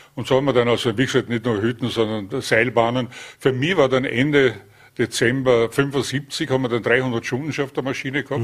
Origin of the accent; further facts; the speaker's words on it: Vorarlberg, Austria; moved away as an adult; also born or lived in Linz; bin ja gebürtiger Vorarlberger